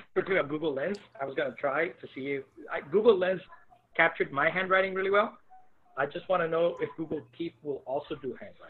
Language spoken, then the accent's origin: English; Colombia; moved away; I'm from Columbia